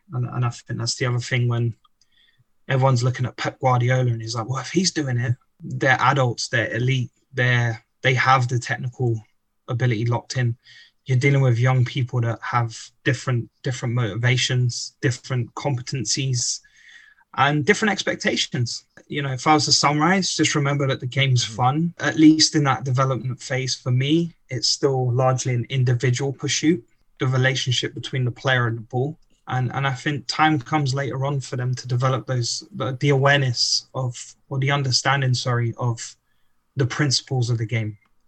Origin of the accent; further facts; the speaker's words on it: England, United Kingdom; being an Englishman kind of homesick, seeking that passion for soccer